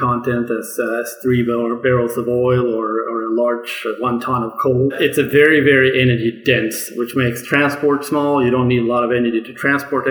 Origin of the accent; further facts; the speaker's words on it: Sweden; moved away; originally, I grew up in Sweden